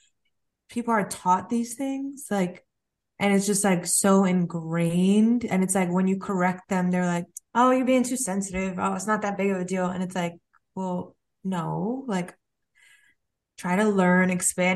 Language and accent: English; New York, United States; I'm not from Texas, I'm from New York